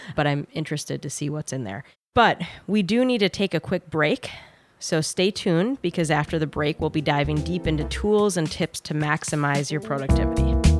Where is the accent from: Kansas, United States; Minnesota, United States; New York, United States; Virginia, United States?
Minnesota, United States; my home state of Minnesota